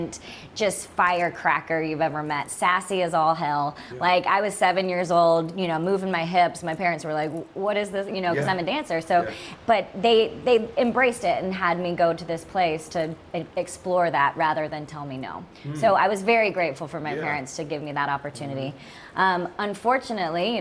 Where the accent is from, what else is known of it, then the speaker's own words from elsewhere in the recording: Utah, United States; I grew up in Utah